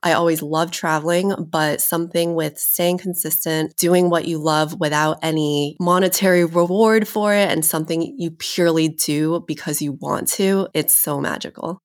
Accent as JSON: {"language": "English", "region": "New York", "country": "United States", "tie": "born or raised there", "also_born_or_lived": "Beijing, China / Queens, New York", "said": "I was born in Beijing and I grew up in New York"}